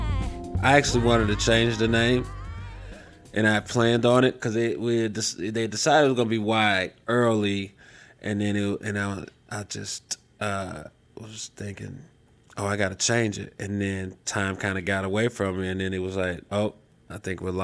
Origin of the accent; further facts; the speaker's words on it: Chicago, Illinois, United States; I'm from Chicago, Illinois.